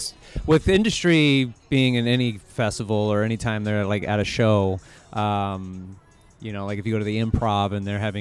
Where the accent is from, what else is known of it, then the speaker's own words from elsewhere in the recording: Seattle, Washington, United States; also born or lived in East Coast; now in California, United States; I'm from Seattle originally